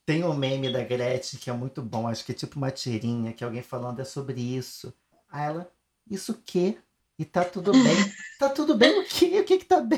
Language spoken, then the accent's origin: Portuguese; Brazil; a gente, como brasileiro